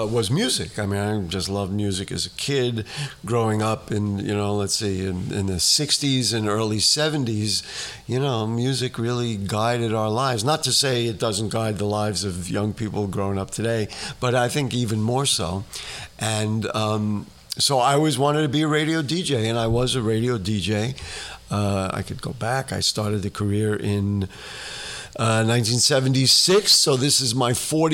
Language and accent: English; New York City, New York, United States; growing up in the Bronx